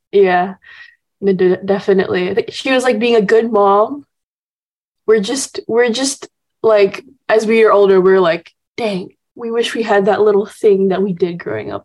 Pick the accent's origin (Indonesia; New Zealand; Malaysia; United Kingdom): Indonesia; Jakarta; now in Los Angeles, United States; my dad's from Texas and my mom's Indonesian, um, and so I grew up kind of just like b- all, born and raised in Indonesia